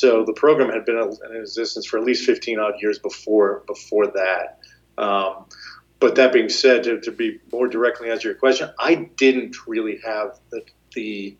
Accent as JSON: {"language": "English", "town": "Malverne", "region": "New York", "country": "United States", "tie": "born or raised there", "moved": "yes", "said": "I grew up in Malvern, Long Island, the south shore of Long Island, and I like to say the wrong side of the tracks from Garden City."}